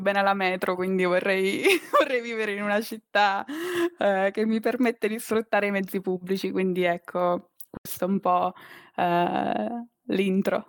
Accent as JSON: {"language": "Italian", "town": "Teramo", "region": "Abruzzo", "country": "Italy", "tie": "born or raised there", "moved": "as an adult", "lives_now": "Rome, Italy", "said": "sono nata a Teramo, in Abruzzo"}